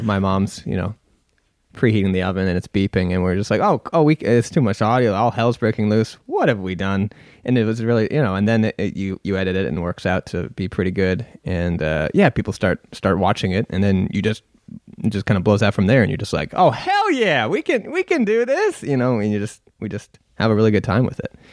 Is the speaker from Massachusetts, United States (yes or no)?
yes; Stow, Massachusetts, United States; In my hometown of Stowe, Massachusetts